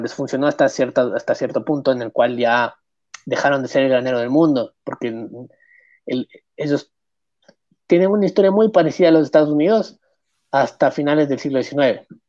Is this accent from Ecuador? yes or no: yes; Ecuador; La gente me ve aquí en este país, que es mi país. Y la gente no, ve un ecuatoriano. Nunca va a ver un ecuatoriano. Es muy difícil que me vea como ecuatoriano